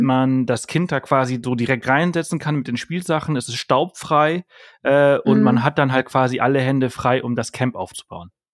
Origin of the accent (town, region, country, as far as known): Germany; also born or lived in Spain